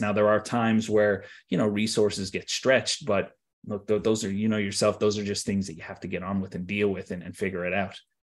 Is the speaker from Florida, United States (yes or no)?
yes; Tampa, Florida, United States; moved away as an adult; also born or lived in Wesley Chapel, Florida; now in Ireland; I grew up in Tampa, uh, and then, you know, I spent some time in Wesley Chapel, just outside of Tampa